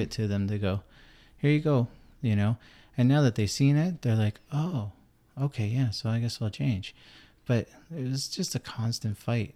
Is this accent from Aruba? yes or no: no; Canada; I'm Canadian